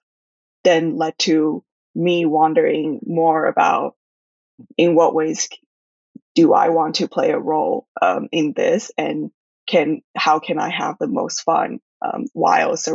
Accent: Shanghai, China; also born or lived in Taiwan; I was raised in Shanghai and my parents are from Taiwan. And but I've always been immersed in a somewhat British and American environment due to the schools

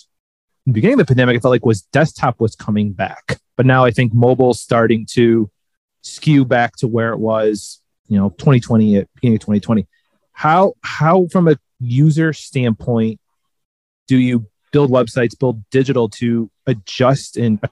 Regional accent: Northeast Ohio, United States; I grew up in Northeast Ohio

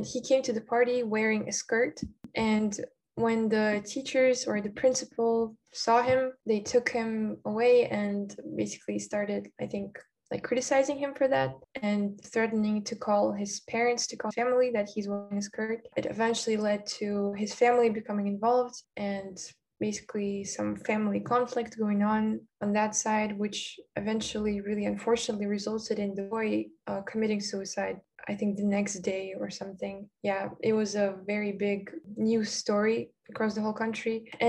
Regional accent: Almaty, Kazakhstan; English is a second language; also born or lived in Astana; I was born in Astana, but then I was moving around my whole life. Mostly I lived in Almaty.

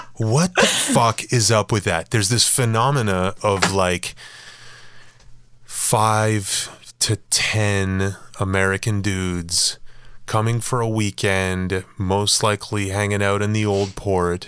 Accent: Montreal, Quebec, Canada; moved away as an adult; also born or lived in Los Angeles, United States; I moved away and never lived in the West Island again

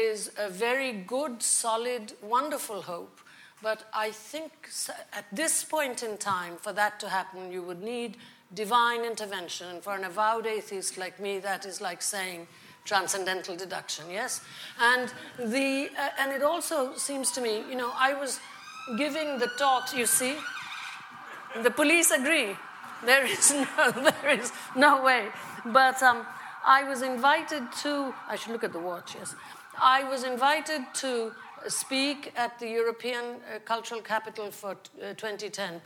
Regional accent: India; first language Bengali; English is a second language; moved away as an adult; now in United States; an Indian in Britain

